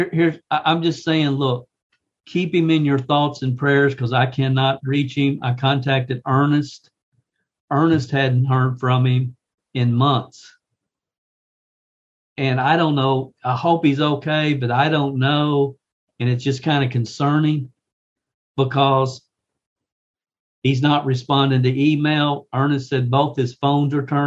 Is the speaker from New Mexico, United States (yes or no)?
no; Kentucky, United States; the capital city of my home state, Kentucky